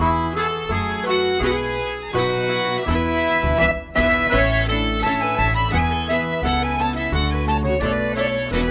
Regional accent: Denmark; I'm from Denmark

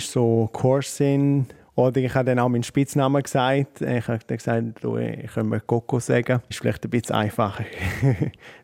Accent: Switzerland; also born or lived in New York; dann bist du als Schweizer dort, wohnst in Manhattan

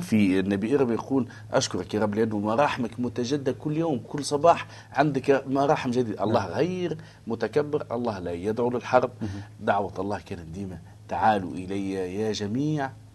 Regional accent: Tunisia; ونحن عندنا في تونس في قرطاج

